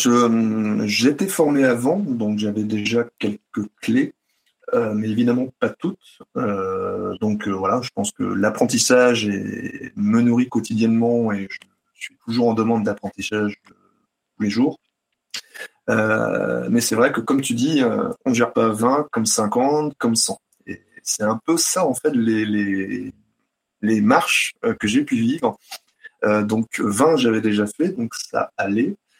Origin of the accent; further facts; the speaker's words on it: Brittany, France; je suis breton